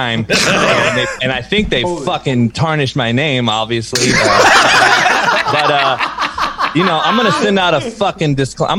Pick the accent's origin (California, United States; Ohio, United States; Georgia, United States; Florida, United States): California, United States; Compton; growing up in Compton